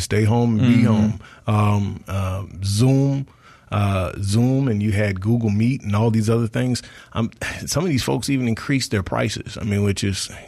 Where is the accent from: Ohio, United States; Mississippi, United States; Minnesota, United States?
Mississippi, United States; Marion County; Where I'm from Marion County, which is about a half hour west of Hattiesburg. We didn't have anything out there in the boonies where I'm from